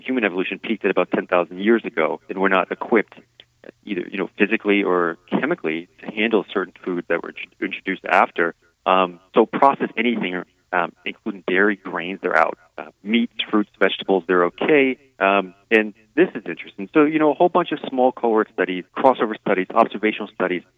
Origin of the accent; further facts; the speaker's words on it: East Coast, United States; moved away; I grew up in the East Coast